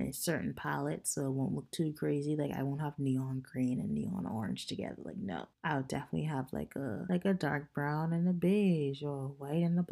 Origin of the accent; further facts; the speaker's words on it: Bahamas; now in Tampa, United States; Living in Tampa, I'm not that close to the ocean, I feel. Like, growing up in the Bahamas